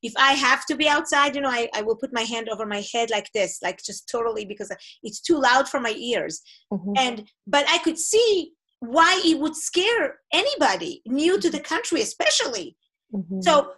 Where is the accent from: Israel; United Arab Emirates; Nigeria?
Israel; first language Hebrew; English is a second language; moved away as an adult; now in Portland, United States; Hebrew is my first language